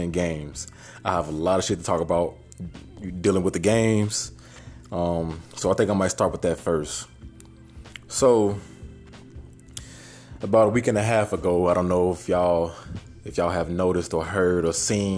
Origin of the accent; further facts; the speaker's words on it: Chicago, Illinois, United States; I'm from Chicago